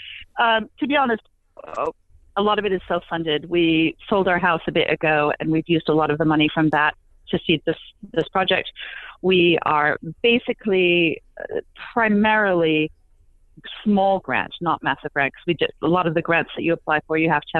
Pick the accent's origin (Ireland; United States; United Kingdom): United Kingdom; England; moved away; I'm from England originally, and my family isn't, well, my mother is in St. Louis.